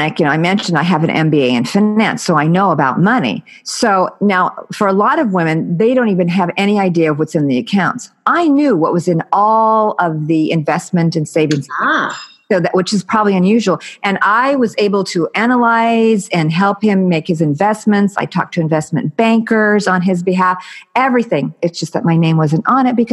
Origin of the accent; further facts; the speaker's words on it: United States; I'm American